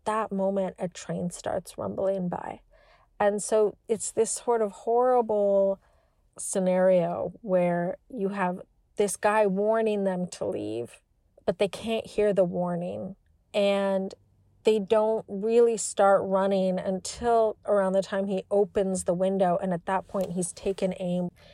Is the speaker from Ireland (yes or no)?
yes; Ireland; I'm Irish